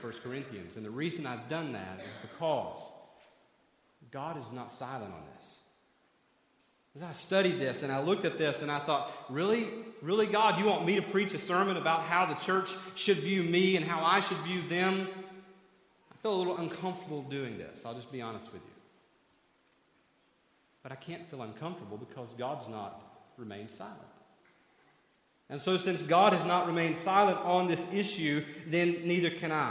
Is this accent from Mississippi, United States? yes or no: no; 30 minutes outside of Knoxville, Tennessee, United States; I grew up 30 minutes outside of Knoxville, Tennessee